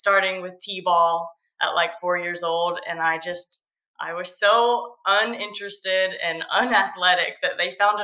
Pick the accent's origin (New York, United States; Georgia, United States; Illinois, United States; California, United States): Georgia, United States; Georgia coast, United States; I grew up on the Georgia coast.